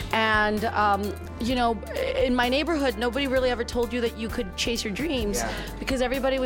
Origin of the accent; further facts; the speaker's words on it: South Texas, United States; I'm from South Texas. And, you know, it's like, I tell everybody all the time that I didn't grow up with a lot of money.